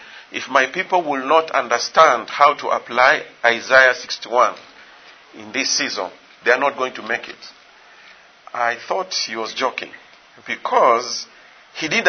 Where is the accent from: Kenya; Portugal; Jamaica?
Kenya; I'm from Kenya.